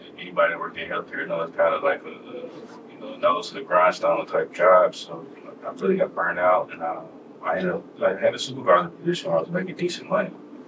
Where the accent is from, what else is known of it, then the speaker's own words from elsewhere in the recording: Jackson, Mississippi, United States; I'm originally from Jackson, Mississippi.